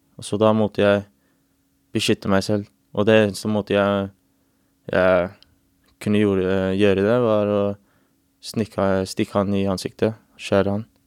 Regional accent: England, United Kingdom; now in Norway; jeg vokste opp i England

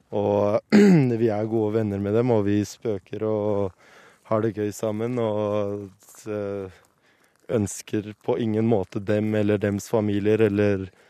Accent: Oslo, Norway; born or raised there; moved away as an adult; also born or lived in Kurdistan; now in Iraqi Kurdistan

